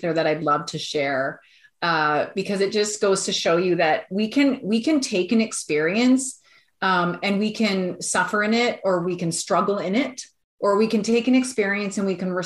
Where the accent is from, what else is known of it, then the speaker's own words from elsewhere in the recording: Alberta, Canada; we're from Alberta